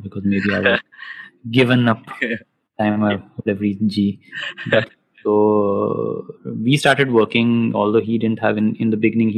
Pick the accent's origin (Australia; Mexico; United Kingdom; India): India; Roorkee, Uttarakhand; moved away; also born or lived in Delhi; Roorkee. So, which was my hometown.